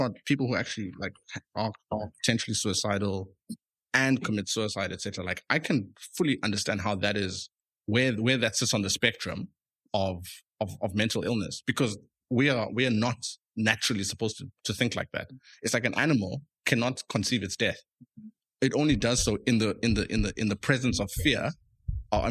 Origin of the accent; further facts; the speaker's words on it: Eastern Cape, South Africa; I grew up in the Eastern Cape